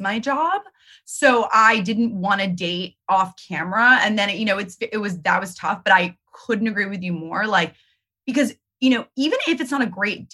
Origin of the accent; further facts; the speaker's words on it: New York, United States; I'm a New Yorker.